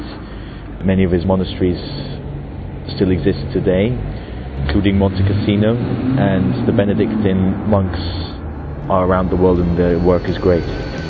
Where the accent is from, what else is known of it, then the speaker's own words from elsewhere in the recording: Austria; I'm from Austria and I am 16.